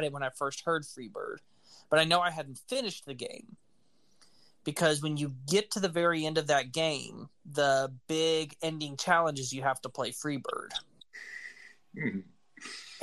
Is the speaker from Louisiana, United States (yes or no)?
no; Alabama, United States; I was born in Alabama